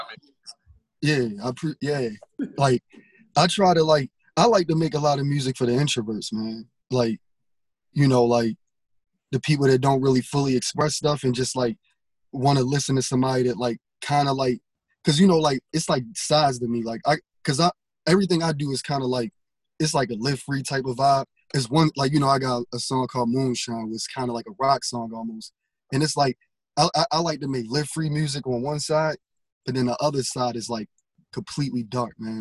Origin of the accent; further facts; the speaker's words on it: Baltimore, Maryland, United States; I'm from Baltimore